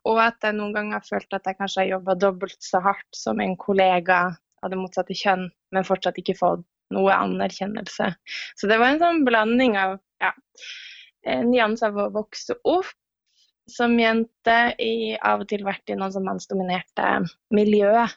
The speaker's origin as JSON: {"language": "Norwegian", "region": "Northern Norway", "country": "Norway", "tie": "born or raised there", "moved": "yes", "said": "Siden jeg er nordlending, så har jeg jo vokst opp med å være ganske direkte på mer enn her nede i sør"}